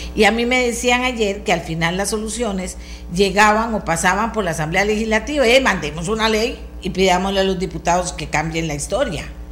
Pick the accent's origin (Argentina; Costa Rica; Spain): Costa Rica; yo como buena costarricense